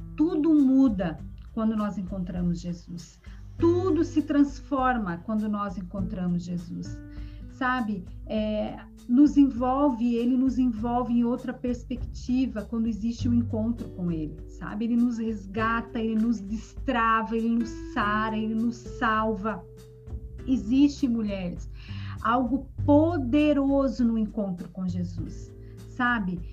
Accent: Joinville, Santa Catarina, Brazil; now in João Pessoa, Brazil; na minha terra de origem, lá em Joinville, onde eu sou de Joinville, a minha família toda mora em Joinville

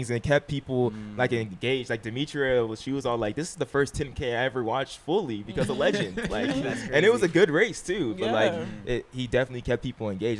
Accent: Inland Empire, California, United States; I'm from the Inland Empire

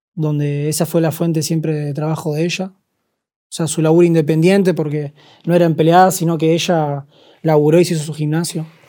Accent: Argentina; Yo hablo como argentino

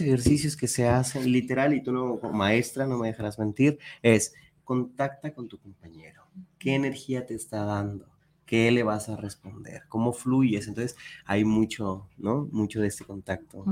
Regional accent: Peru; moved away as an adult; now in Guadalajara, Mexico; soy peruano de nacimiento, tengo aquí siete años

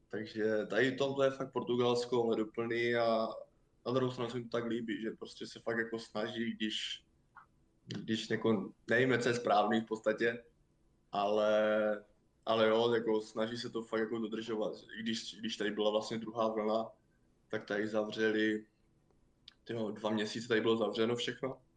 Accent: Czechia; jsem byl nejhorší Čech snad

